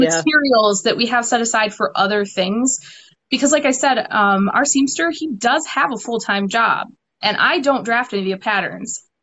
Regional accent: Detroit, Michigan, United States; here in Detroit, uh, which is where I'm actually from originally

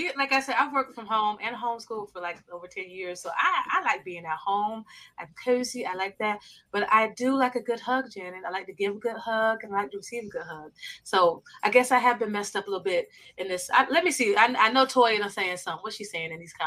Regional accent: South Florida, United States; I grew up in South Florida

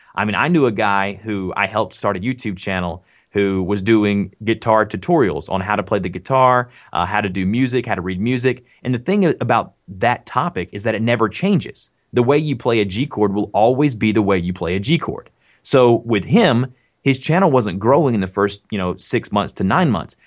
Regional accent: the South, United States; accent: Southern; I'm from the South, so I do have a Southern accent.

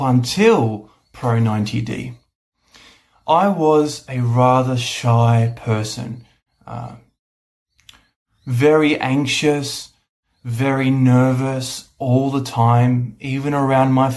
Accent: Australia; I'm from Australia.

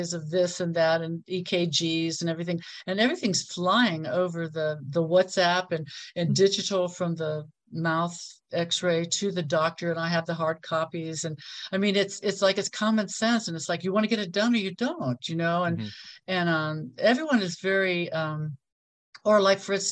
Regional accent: Ohio, United States; moved away as an adult; also born or lived in California; now in Mexico; I moved across the country from Ohio to California when I was 21

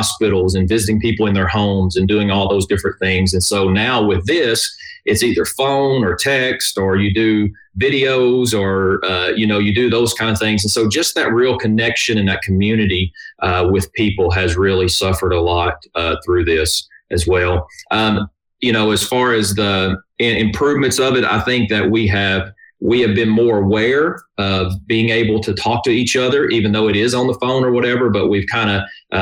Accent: Kentucky, United States; moved away as an adult; now in Nashville, United States; I am originally from Kentucky, was born and raised there

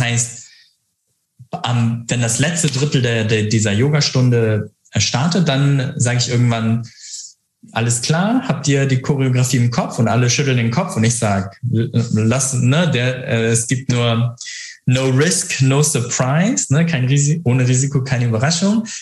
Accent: Hamburg, Germany; accent: northern German; moved away as an adult; now in Frankfurt, Germany; ich bin Hamburger Jung, ich komme äh, aus dem Norden, äh, deswegen könnte ich auch so mit ganz nordischem Akzent sch schnacken

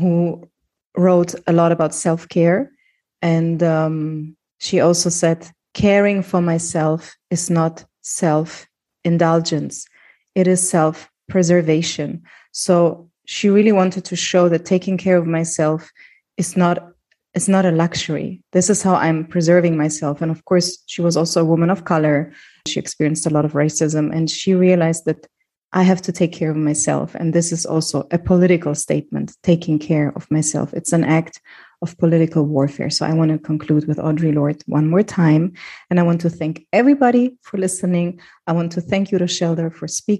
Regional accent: Germany; I grew up in Germany, being an immigrant, always feeling like, okay, I'm not part of the country

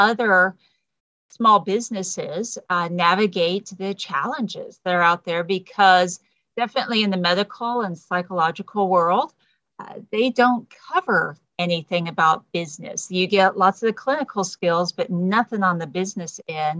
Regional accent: Texas, United States; moved away as an adult; also born or lived in California; I'm native Texan

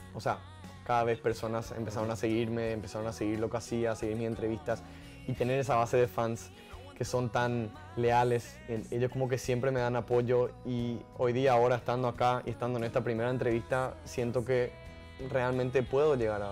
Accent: Paraguay; Paraguay, en mi país

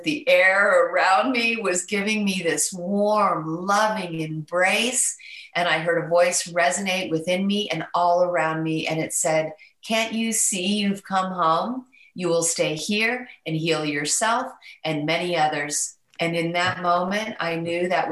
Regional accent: Mount Shasta, California, United States; I was born in Mount Shasta

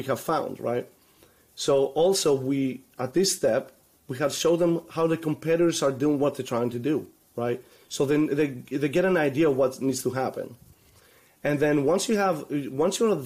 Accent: Greece; moved away; also born or lived in Orlando; I'm originally from Greece

